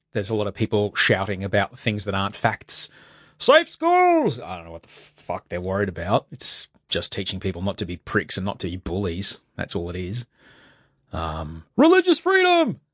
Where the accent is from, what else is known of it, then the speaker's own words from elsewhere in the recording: Brisbane, Queensland, Australia; I grew up in, in Brisbane